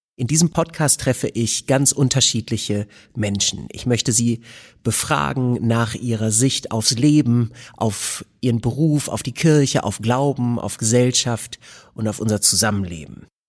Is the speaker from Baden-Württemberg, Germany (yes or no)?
no; Bad Salzuflen, North Rhine-Westphalia, Germany; Bad Salzuflen, wo ich herkomme